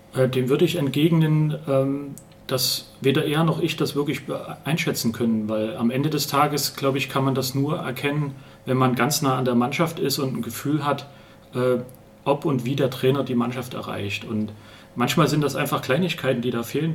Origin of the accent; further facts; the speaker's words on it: Ronneburg, Thuringia, Germany; moved away as an adult; also born or lived in Munich / Erfurt / Erlangen; now in Jena, Germany; ich komme ursprünglich aus Ronneburg